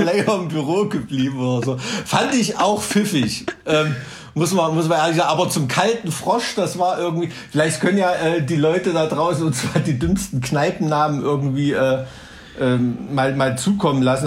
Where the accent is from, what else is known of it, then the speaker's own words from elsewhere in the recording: East Germany, Germany; als Ossi-Kind bist du ja im Schwarzpulver aufgewachsen zu Silvester